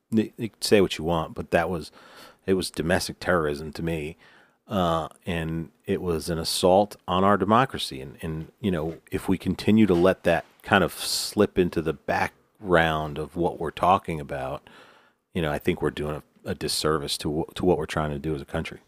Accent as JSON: {"language": "English", "region": "New York", "country": "United States", "said": "I'm from New York"}